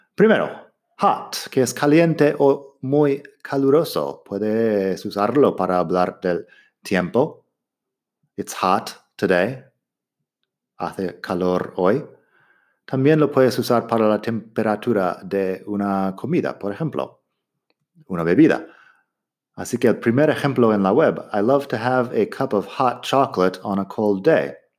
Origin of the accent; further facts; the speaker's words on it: Arizona, United States; Spanish is a second language; yo soy de Arizona y en mi desierto ahí sí que hace mucho calor